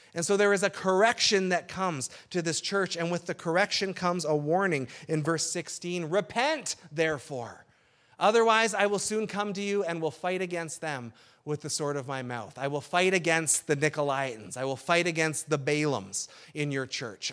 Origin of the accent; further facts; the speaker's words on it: Burlington, Ontario, Canada; also born or lived in Sudbury; now in Essex County, Canada; the Burlington culture where I grew up